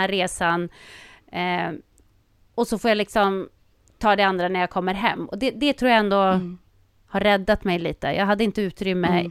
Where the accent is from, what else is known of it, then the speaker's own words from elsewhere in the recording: Sweden; som svensk